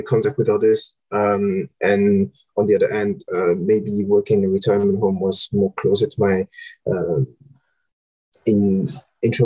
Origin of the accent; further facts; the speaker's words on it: Romandy, Switzerland; moved away as an adult; also born or lived in Copenhagen / Senegal; now in London, United Kingdom; I'm Swiss originally, from the French part. So born and raised in Switzerland.